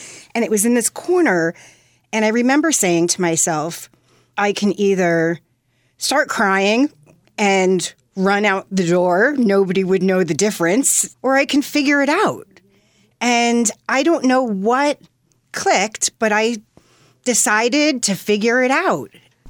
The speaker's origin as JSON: {"language": "English", "area": "Fairfield County", "region": "Connecticut", "country": "United States", "tie": "born or raised there", "said": "I grew up in Fairfield County, Connecticut"}